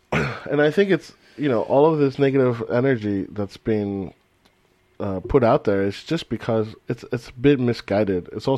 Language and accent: English; California, United States; now in Europe; Like, I consider myself an American, even though I come from, you know, Hispanic descent, you know. I like to say that I'm a Californian because living in California molded my identity.